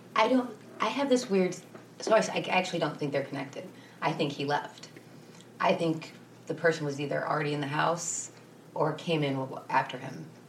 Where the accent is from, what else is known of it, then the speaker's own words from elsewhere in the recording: Lorain County, Ohio, United States; I grew up in Lorain County